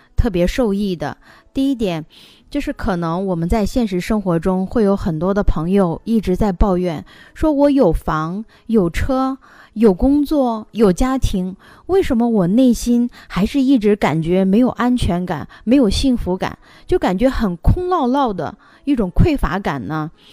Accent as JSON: {"language": "Chinese", "region": "Henan", "country": "China", "said": "我们河南人一般说话"}